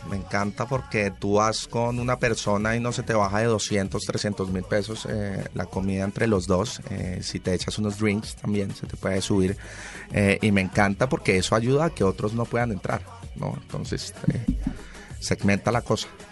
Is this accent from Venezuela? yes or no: no; Colombia; nos debemos unir como país y como colombianos